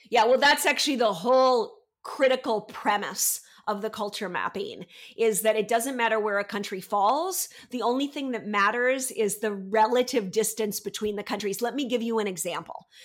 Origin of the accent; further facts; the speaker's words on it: United States; moved away as an adult; now in France; I'm American, but I've lived in France for the last twenty-one years